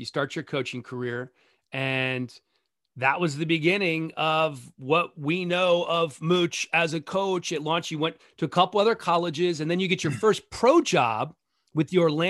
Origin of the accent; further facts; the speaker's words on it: Manila, Metro Manila, Philippines; born there; I was in the Philippines. And I don't think we had the Division II National Championship game on in the Manila Hospital in the Philippines.